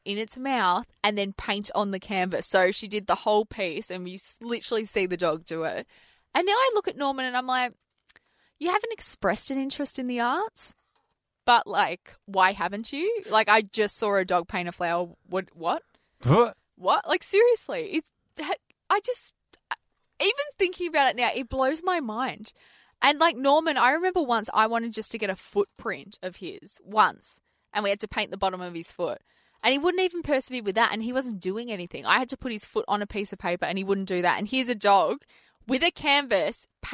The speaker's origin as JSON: {"language": "English", "country": "Australia", "said": "we're from Australia and we say mum"}